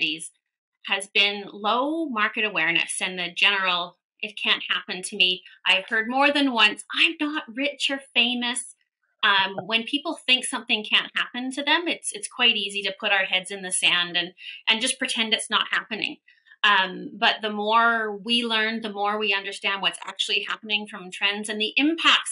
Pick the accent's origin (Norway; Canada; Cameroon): Canada; Vancouver, British Columbia; I am actually, born and raised in Vancouver